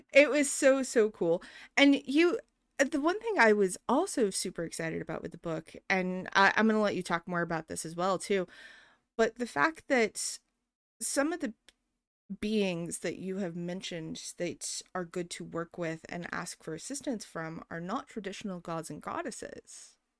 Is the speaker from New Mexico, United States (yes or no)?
yes; New Mexico, United States; moved away; growing up in New Mexico